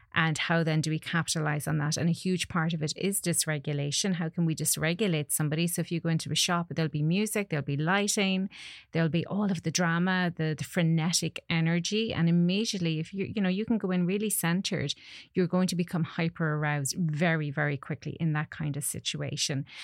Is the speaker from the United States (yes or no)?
no; Connacht, Ireland; growing up in Ireland